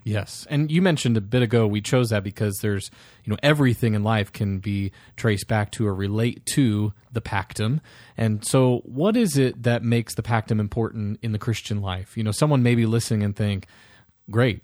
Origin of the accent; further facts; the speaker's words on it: Iowa, United States; moved away as an adult; also born or lived in Nashville, Tennessee; now in Omaha, United States; I was born in Iowa, born and raised there